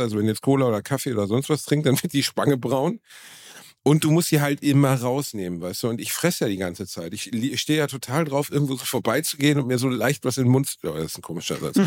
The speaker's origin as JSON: {"language": "German", "town": "Gelsenkirchen", "region": "North Rhine-Westphalia", "country": "Germany", "also_born_or_lived": "Dortmund", "said": "ich bin aus, aus Gelsenkirchen und habe in Dortmund gelebt"}